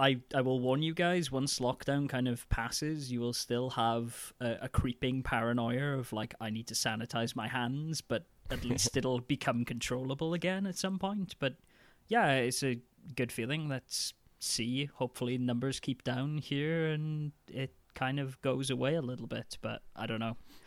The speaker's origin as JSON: {"language": "English", "country": "United Kingdom", "lives_now": "Denmark", "said": "But I guess I'm just being a British curmudgeon."}